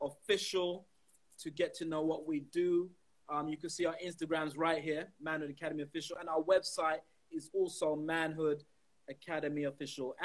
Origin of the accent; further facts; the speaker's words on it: London, United Kingdom; I grew up in around Brixton